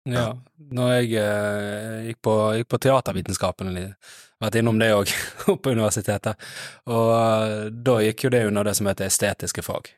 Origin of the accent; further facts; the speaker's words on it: Os, Vestland, Norway; jeg er fra Os